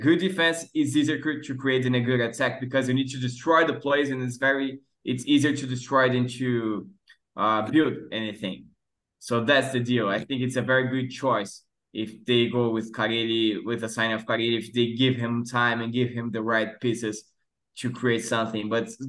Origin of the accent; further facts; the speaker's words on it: Guarujá, São Paulo, Brazil; English is a second language; I was born and raised in Guarujá, very close to Santos.